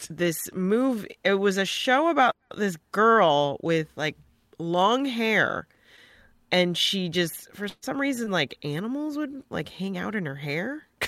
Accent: Joliet, Illinois, United States; born or raised there; also born or lived in Hinsdale, Illinois / Bolingbrook, Illinois

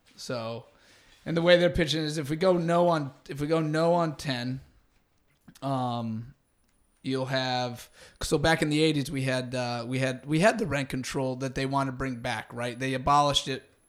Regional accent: Santa Rosa, California, United States; moved away as an adult; also born or lived in Los Angeles; now in Venice, Los Angeles, United States; I'm from Northern California originally

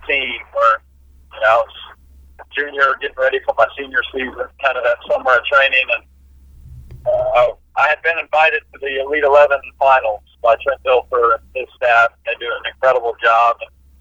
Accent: Dallas, Texas, United States; moved away as an adult; I was born and raised in Dallas

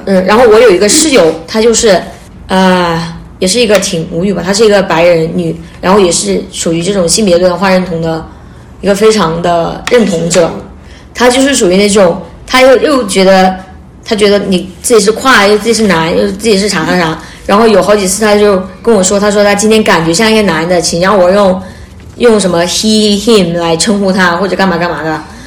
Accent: China; moved away as an adult; now in Canada; 我们来自 国内嘛

